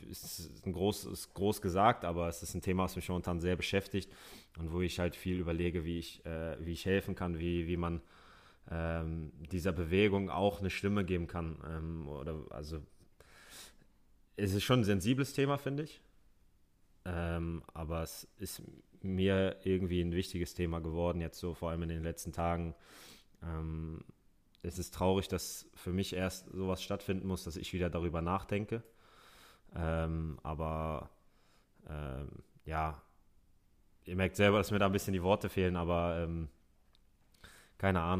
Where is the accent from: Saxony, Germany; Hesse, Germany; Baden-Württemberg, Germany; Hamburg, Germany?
Hamburg, Germany; ich bin äh, in Hamburg geboren, im Barmbek aufgewachsen. Das ist ein Stadtteil, der ist sehr multikulti